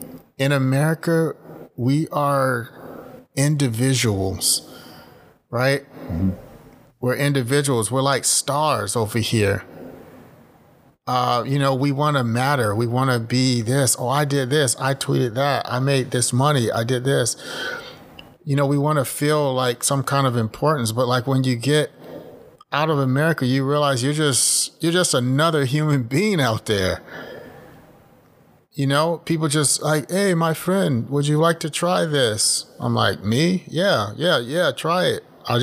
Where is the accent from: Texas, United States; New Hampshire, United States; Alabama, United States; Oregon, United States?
Texas, United States; I don't have any problem being American, and I don't hide saying, oh, I'm Canadian. No, I'm not. I'm American. I'm Texan. You know, and I'll right. come show you Texas if you come here